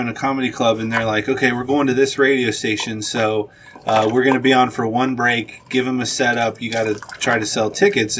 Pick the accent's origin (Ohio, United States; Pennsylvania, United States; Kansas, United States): Ohio, United States; Cincinnati; I'm from Cincinnati